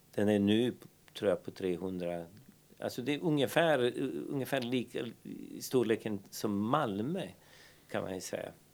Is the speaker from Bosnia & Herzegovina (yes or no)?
yes; Banja Luka, Republika Srpska, Bosnia & Herzegovina; Swedish is a second language; moved away as an adult; now in Härnösand, Sweden; vi växte upp, jag brukar säga liksom i Banja Luka